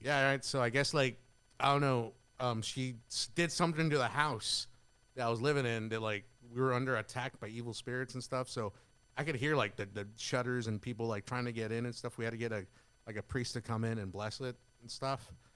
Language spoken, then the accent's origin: English; Carrizo Springs, Texas, United States; moved away as an adult; I'm originally from Carrizo Springs